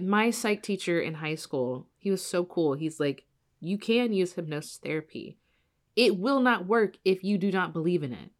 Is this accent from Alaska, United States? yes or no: no; Evansville, Indiana, United States; my hometown, Evansville